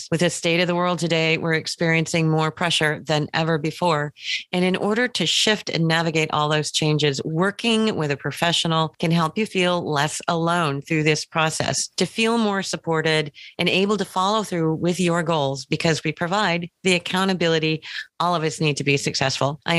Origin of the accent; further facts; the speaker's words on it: West Coast Canada, Canada; I'm from West Coast Canada.